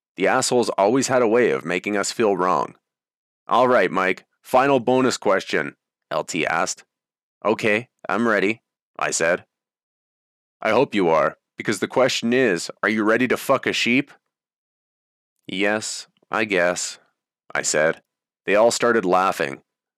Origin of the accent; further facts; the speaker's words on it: Canada; I spoke with a strong voice and confidently said, I'm Canadian, so I'd burn the U.S. flag.